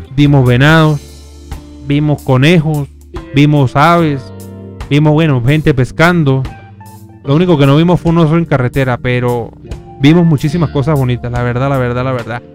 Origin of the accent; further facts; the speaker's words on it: Venezuela; moved away; somos de Venezuela